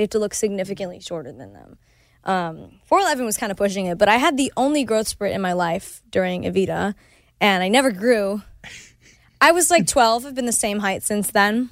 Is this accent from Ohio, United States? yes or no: yes; Cleveland, Ohio, United States; first language Spanish; English is a second language; moved away; Spanish is my first language, but I grew up in Cleveland where no one really speaks Spanish